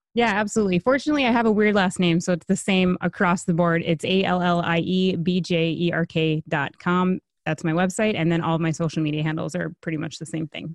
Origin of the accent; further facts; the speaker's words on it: Minnesota, United States; I'm from Minnesota.